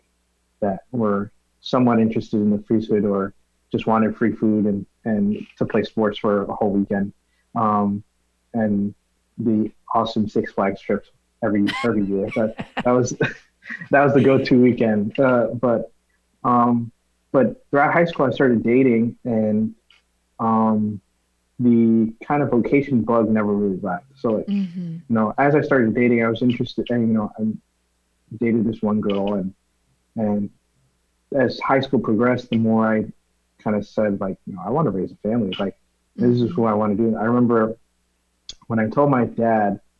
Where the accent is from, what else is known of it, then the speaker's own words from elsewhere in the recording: Yonkers, New York, United States; moved away; I was born and raised in Yonkers, New York, just north of the Bronx